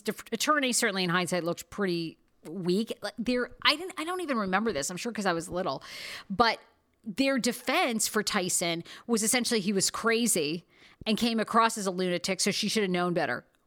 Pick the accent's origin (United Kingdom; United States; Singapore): United States; Maine; I'm from Maine